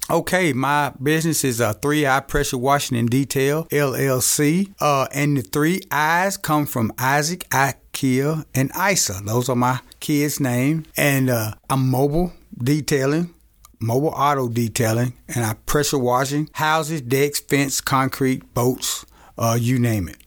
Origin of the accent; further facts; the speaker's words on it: Camden, Arkansas, United States; moved away as an adult; I was born and raised in Camden, Arkansas